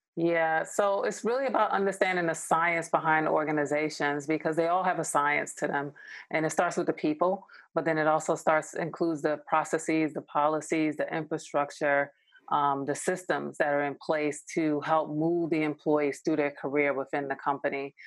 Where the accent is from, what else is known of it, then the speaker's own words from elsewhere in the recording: New York, United States; moved away as an adult; now in Los Angeles, United States; I'm originally from New York. I live